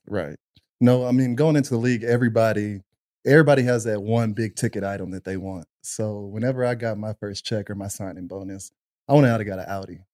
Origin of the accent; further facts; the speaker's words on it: Pflugerville, Texas, United States; I'm originally from Pflugerville